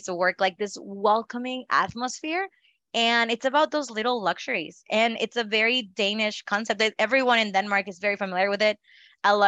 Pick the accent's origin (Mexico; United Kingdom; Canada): Mexico; Northeast Mexico; first language Spanish; English is a second language; moved away as an adult; also born or lived in Italy; now in United States; I grew up in Mexico. So my first language was Spanish